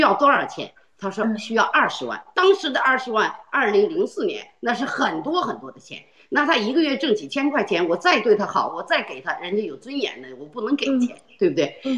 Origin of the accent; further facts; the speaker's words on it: China; moved away; 因为中国是我的祖国